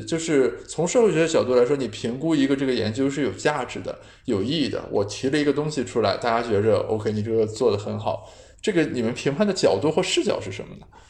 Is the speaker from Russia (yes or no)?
no; China; 我们中国人